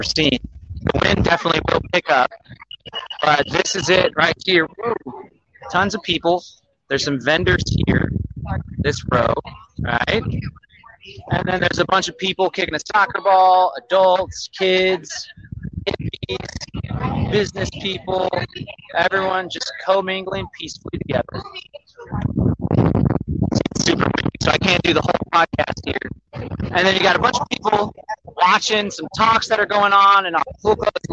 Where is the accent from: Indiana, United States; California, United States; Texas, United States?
Texas, United States; Austin; northeast of Austin, which is where I live, where I'm from